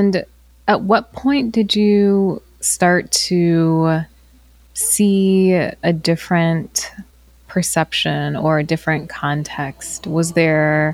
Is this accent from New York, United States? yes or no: no; Virginia, United States; I grew up in the South. I grew up in Virginia